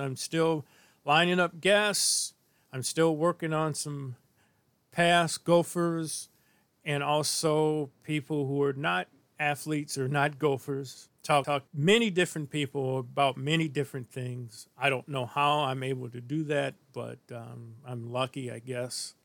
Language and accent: English; Missouri, United States; I grew up in Missouri